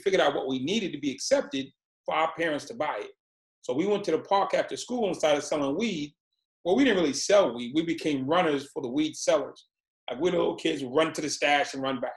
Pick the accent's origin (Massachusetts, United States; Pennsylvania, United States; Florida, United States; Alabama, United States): Massachusetts, United States; Boston; I was born in Boston, Massachusetts, and my mom had six kids